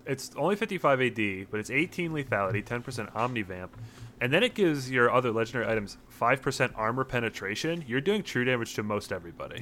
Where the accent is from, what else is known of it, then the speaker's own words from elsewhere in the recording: Minnesota, United States; we're all from Minnesota